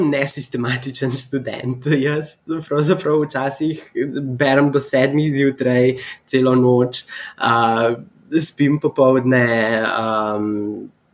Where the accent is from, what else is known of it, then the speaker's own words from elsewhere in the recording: Slovenia; moved away as an adult; also born or lived in Abu Dhabi, United Arab Emirates; now in United States; sem iz Slovenije